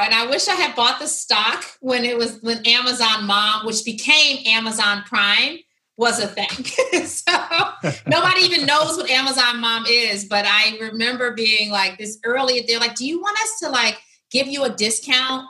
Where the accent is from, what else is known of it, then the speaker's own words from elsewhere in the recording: Detroit, Michigan, United States; moved away; when I grew up in Detroit